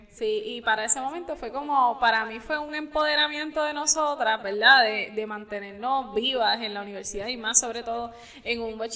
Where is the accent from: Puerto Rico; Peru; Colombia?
Puerto Rico; Camuy; yo soy de Camuy, casi quebradilla